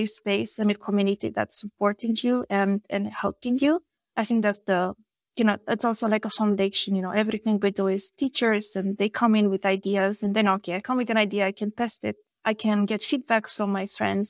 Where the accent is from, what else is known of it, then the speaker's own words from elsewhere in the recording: Vrancea County, Romania; English is a second language; I'm from Vrancea, which is a wine region in Romania